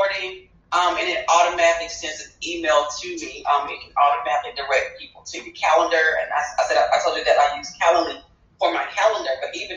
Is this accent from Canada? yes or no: no; Greenville, Alabama, United States; I grew up in Greenville, Alabama